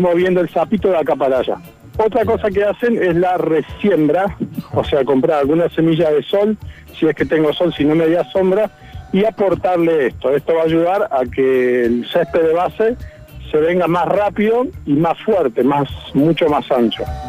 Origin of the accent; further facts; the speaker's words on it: Buenos Aires, Argentina; now in Córdoba, Argentina; yo que soy de Buenos Aires